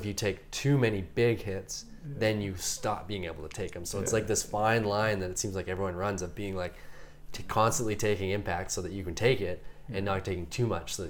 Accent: Rossland, British Columbia, Canada; now in Whistler, Canada; when I grew up in Rosslyn.

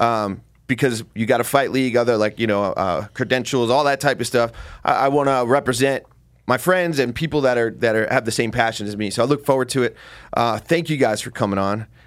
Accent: New Jersey, United States; I'm from Jersey

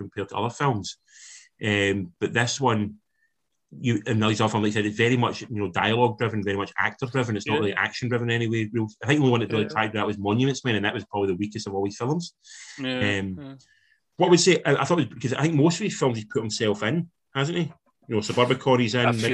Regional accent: Scotland, United Kingdom; as Scottish people

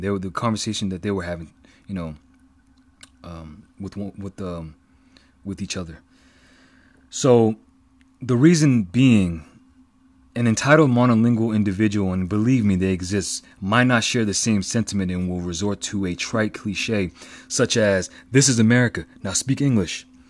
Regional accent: East Coast, United States; I'm from the East Coast

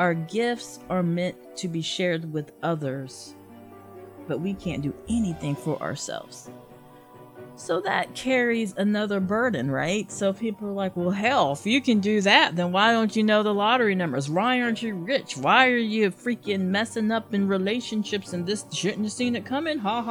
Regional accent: the South, United States; Growing up in the South, especially when you have a very religious Southern family

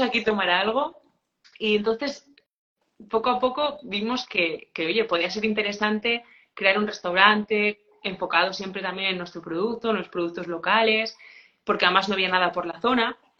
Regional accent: village in the province of León, Castile and León, Spain; yo nací en Saichores, que es un pueblo pequeñito de la provincia de León, tiene 60 habitantes, y estudié allí en un, colegio rural

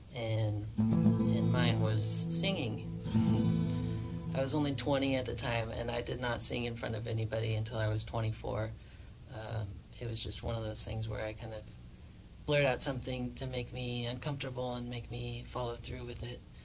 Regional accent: Spokane, Washington, United States; I am a musician from Spokane, Washington

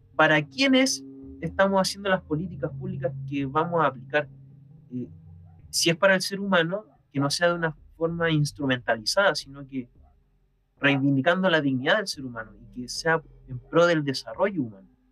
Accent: Chile; en mi país

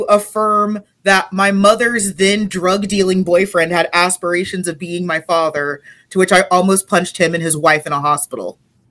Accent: Texas, United States; I grew up in Texas.

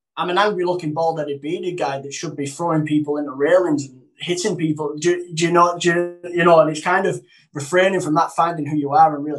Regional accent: the north of England, United Kingdom; I'm not a Cockney, I'm a Northerner

